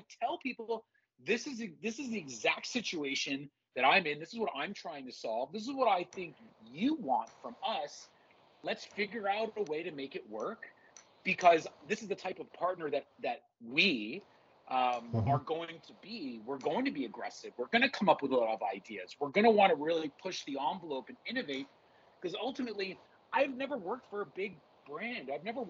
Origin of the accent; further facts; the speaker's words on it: Montreal, Quebec, Canada; also born or lived in Los Angeles, United States; now in Toronto, Canada; I've lived in Toronto for 22 years, and yes, I was born in Montreal. I grew up in Los Angeles, back to Montreal for high school.